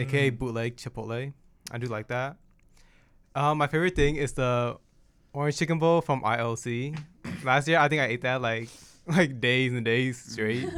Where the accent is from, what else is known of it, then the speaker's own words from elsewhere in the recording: Portland, Oregon, United States; now in Corvallis, United States; I'm originally from Portland, Oregon. Grew there my entire life